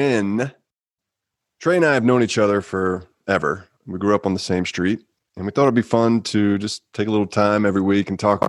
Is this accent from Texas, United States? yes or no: yes; Houston, Texas, United States; I grew up in Houston